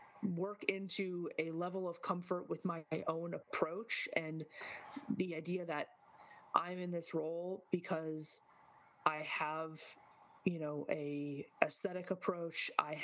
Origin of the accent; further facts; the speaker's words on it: Midwest, United States; I'm from the Midwest, deep cuts in terms of linguistic use